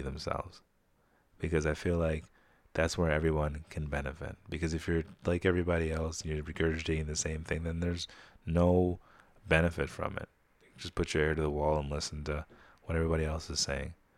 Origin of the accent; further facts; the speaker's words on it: Saratoga, United States; growing up in Saratoga.